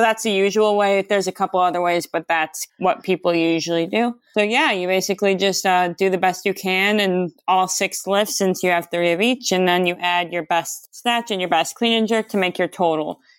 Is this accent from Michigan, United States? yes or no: yes; Detroit, Michigan, United States; I'm from, like, Metro Detroit area in Michigan. I was born and raised in Michigan, a few different places.